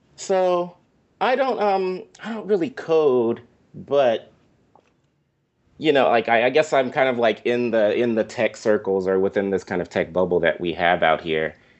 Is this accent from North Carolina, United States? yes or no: no; Inglewood, California, United States; moved away as an adult; also born or lived in Washington, D.C.; I grew up specifically in Inglewood